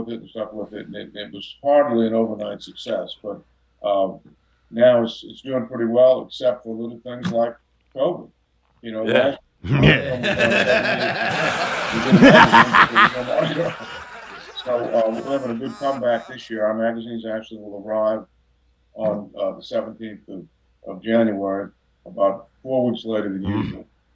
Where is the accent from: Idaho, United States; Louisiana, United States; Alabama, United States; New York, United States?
Louisiana, United States; New Orleans; like every kid growing up in New Orleans, I love Mardi Gras